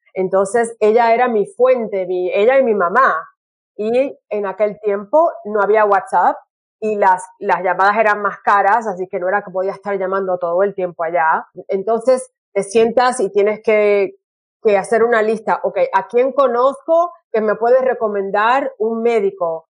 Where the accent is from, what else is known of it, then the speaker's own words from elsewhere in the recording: Puerto Rico; also born or lived in California; now in Brisbane, Australia; yo soy eh, puertorriqueña